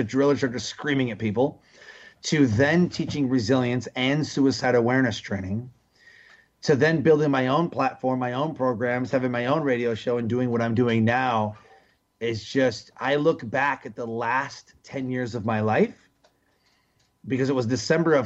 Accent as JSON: {"language": "English", "town": "Detroit", "region": "Michigan", "country": "United States", "tie": "born or raised there", "said": "I grew up in Detroit, Michigan"}